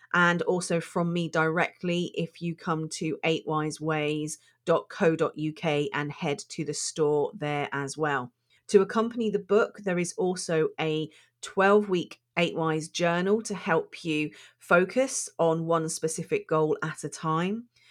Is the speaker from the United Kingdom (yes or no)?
yes; United Kingdom; I'm British